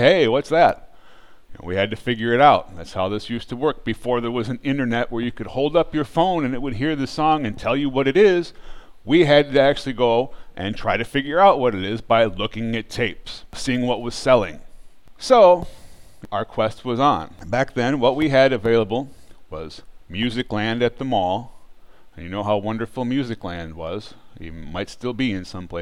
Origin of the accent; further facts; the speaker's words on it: Bay Area, California, United States; we grew up in the Bay Area